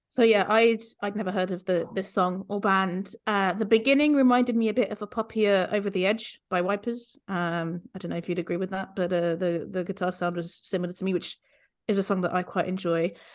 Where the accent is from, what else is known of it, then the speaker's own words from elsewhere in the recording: Luxembourg; moved away; I grew up in Luxembourg